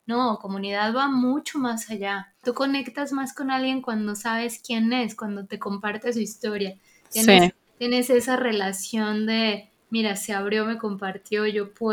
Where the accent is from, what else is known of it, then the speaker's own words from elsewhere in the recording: Venezuela; vengo de Venezuela